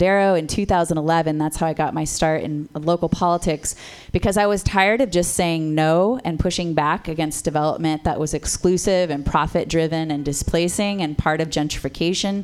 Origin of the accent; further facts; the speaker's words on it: San Jose, California, United States; also born or lived in Berkeley; now in San Francisco, United States; I was born in Berkeley, raised in San Jose